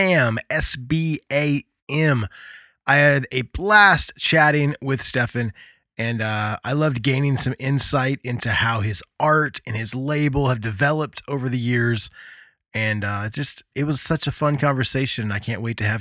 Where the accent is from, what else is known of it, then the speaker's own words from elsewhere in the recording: United States; accent: American; my stupid American accent